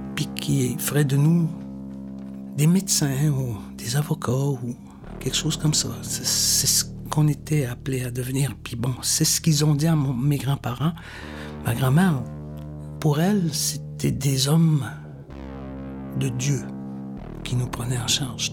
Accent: Newfoundland and Labrador, Canada; moved away; moi, je suis né au Labrador. Je suis né très loin d'ici, très loin de Manutenam, au nord complètement

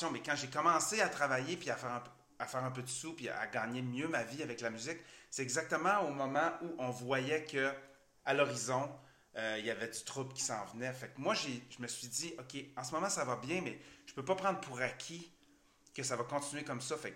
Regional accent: Chicoutimi, Quebec, Canada; also born or lived in Chibougamau; Oui, je suis né à Chibougamau. J'ai grandi à Chicoutimi, je viens de Chibougamau.

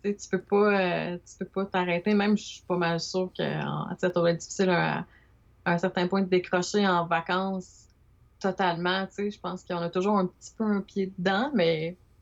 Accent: Montreal, Quebec, Canada; moved away as an adult; now in Trois-Rivières, Canada; suis natif de Montréal

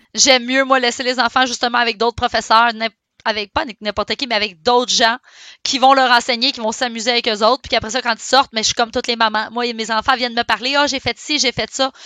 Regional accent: Saint-Eustache, Quebec, Canada; Je suis née à Saint-Eustache

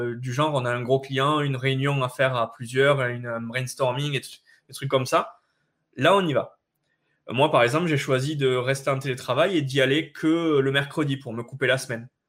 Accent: France; on est français

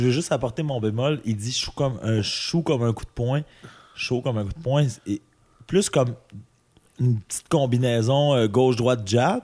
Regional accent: Amos, Quebec, Canada; moved away; also born or lived in Saguenay; je viens d'Amos

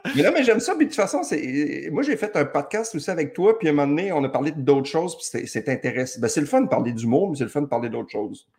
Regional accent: Saint-Jérôme, Quebec, Canada; moved away; Je suis né à Saint-Jérôme

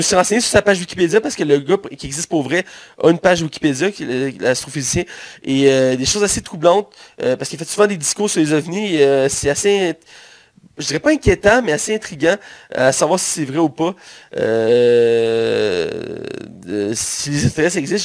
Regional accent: Quebec, Canada; pour nous, Québécois, parce que nous sommes Québécois, toi et moi

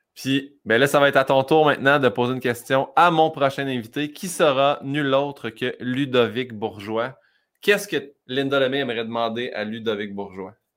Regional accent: Saint-Hyacinthe, Quebec, Canada; on est de Saint-Hyacinthe

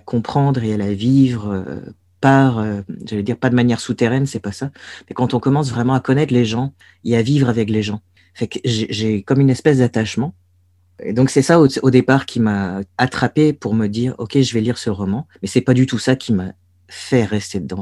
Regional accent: Brest, Brittany, France; moved away as an adult; Brest, j'ai beau trouver cette ville archimoche. C'est là d'où je viens c'est là où j'ai grandi

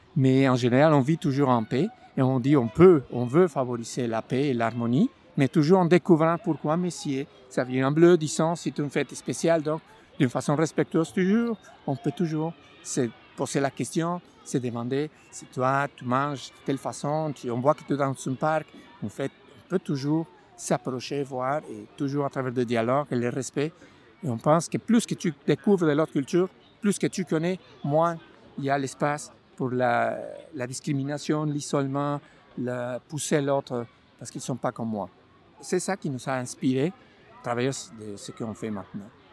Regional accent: Mexico; French is a second language; moved away as an adult; now in Montreal, Canada; Je suis originaire du Mexique. Je suis arrivé en 2009, 1er avril 2009

